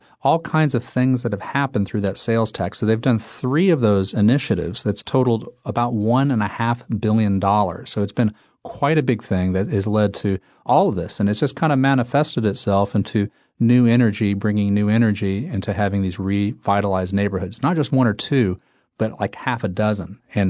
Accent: Tulsa, Oklahoma, United States; I grew up in Tulsa, first of all. Mm-hmm. And so Tulsa is in the eastern part of the state.

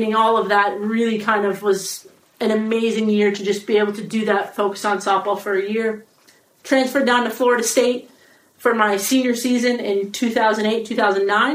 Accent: Canada; Stayed in softball my whole life, growing up in Canada

